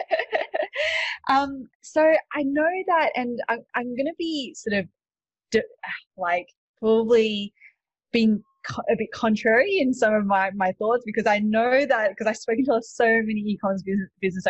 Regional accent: Australia; moved away as an adult; also born or lived in Sydney; now in United States; you can probably tell from my accent, I'm not actually from the States. I'm from Australia.

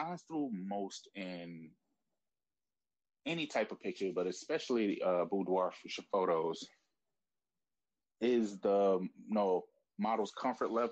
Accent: New York City, New York, United States; I'm from Brooklyn

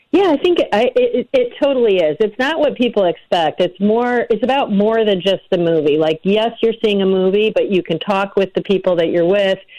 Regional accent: north of Chicago, Illinois, United States; now in Los Angeles, United States; I'm from Illinois, and I grew up north of Chicago.

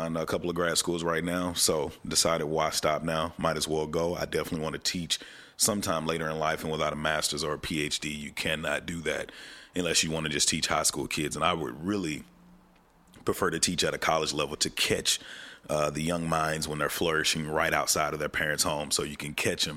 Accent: Texarkana, Texas, United States; moved away; I'm from Texarkana, Texas, a little small town right on the cusp of Arkansas and Texas, definitely on the Texas side

